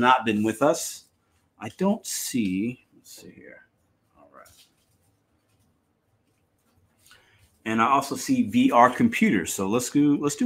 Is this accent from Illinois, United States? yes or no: yes; Chicago, Illinois, United States; That's where I'm from.